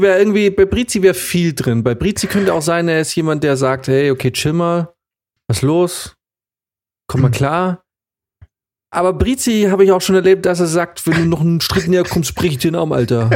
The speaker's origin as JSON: {"language": "German", "town": "Munich", "region": "Bavaria", "country": "Germany", "said": "ich bin auch Münchner"}